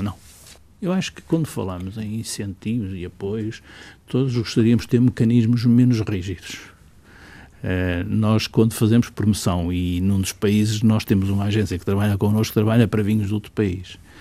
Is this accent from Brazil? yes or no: no; Portugal; o Portugal onde eu nasci